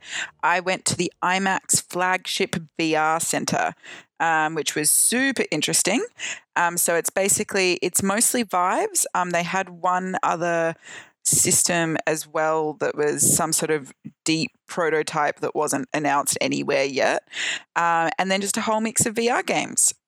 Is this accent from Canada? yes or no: no; Australia; I am now safely back in my home country of Australia